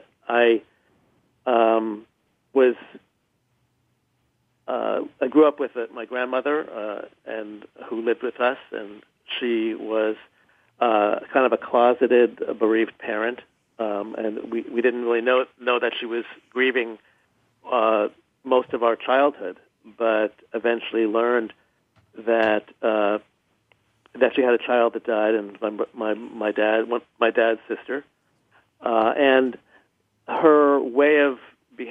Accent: New York, United States; I grew up in New York

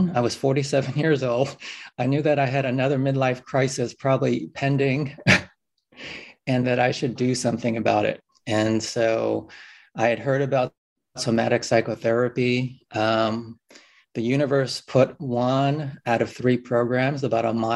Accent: New York City, New York, United States; I grew up in New York City

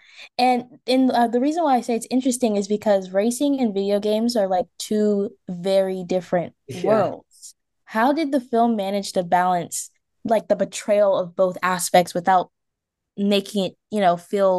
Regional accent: Washington, District of Columbia, United States

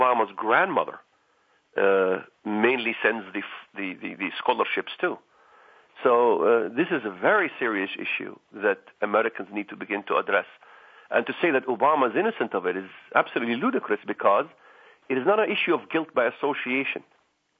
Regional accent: Israel; now in United States; I wasn't born in this country. I was born in Israel, came to this country.

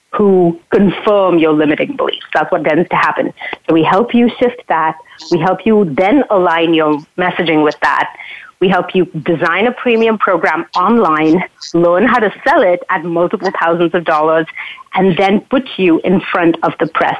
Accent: Mumbai, Maharashtra, India; now in Canada; I grew up in Mumbai.

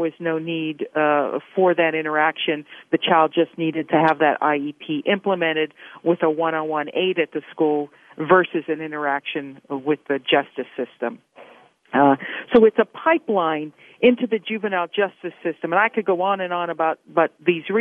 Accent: Pittsburgh, Pennsylvania, United States; moved away as an adult; also born or lived in Arizona; I'm originally from Pittsburgh and wanted to come back to Pennsylvania

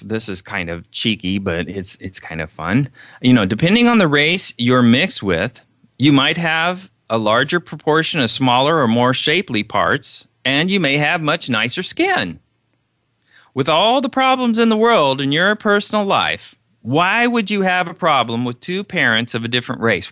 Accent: Indiana, United States; I'm Caucasian from Indiana

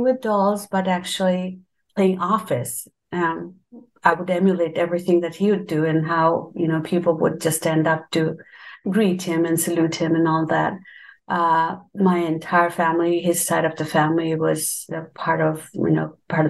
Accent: Bangladesh; So I was born and raised in Bangladesh.

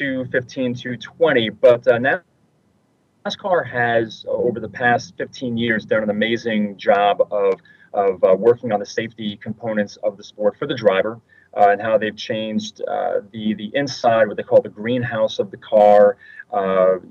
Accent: New York, United States; I'm originally from New York

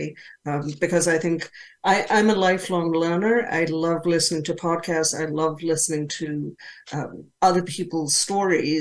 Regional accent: Zambia; moved away; when I was growing up, I grew up in Zambia in Africa.

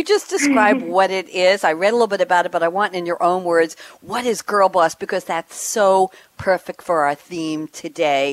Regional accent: New York, United States; moved away as an adult; also born or lived in Long Island; now in Durham, United States; I'm from New York

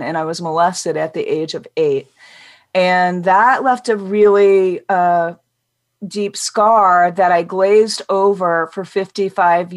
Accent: Midwest, United States; I grew up in the Midwest

